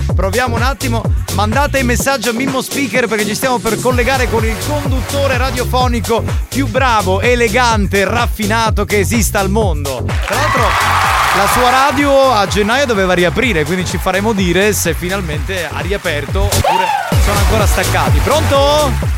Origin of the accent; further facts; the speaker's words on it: Catania, Sicily, Italy; anche io sono catanese doc